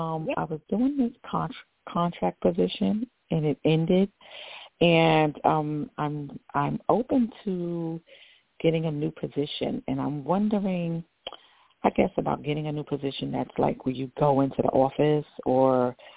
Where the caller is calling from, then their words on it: Georgia, United States; This is …, and I'm in Georgia.